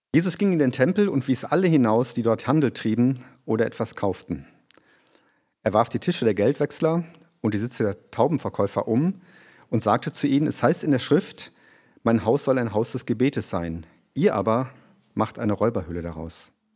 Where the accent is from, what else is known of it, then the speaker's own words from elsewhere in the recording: Germany; now in Graz, Austria; für uns als Deutsche